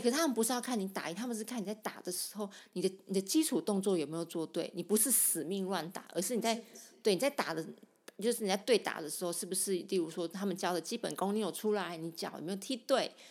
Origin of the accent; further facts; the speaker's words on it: Sanchong, New Taipei, Taiwan; 我从小在三重长大的